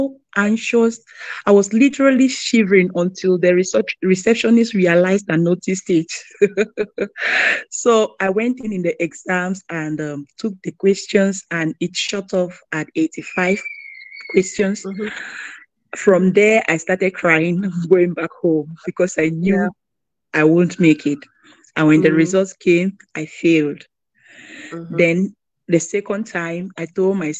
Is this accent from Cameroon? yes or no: yes; Cameroon; now in Greensboro, United States; I'm from Cameroon, international student.